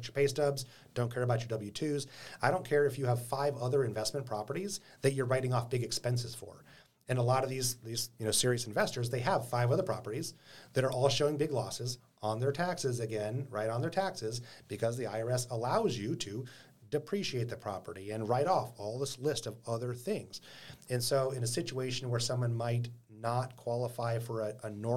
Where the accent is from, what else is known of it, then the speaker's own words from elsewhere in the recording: Anchorage, Alaska, United States; I was born and raised in Anchorage, been living and investing in this town for a long time